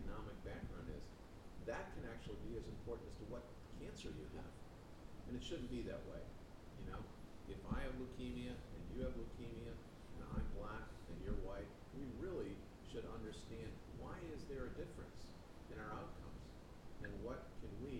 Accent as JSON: {"language": "English", "town": "Buffalo", "region": "New York", "country": "United States", "tie": "born or raised there", "also_born_or_lived": "California", "moved": "as an adult", "said": "I was born and raised in Buffalo, New York"}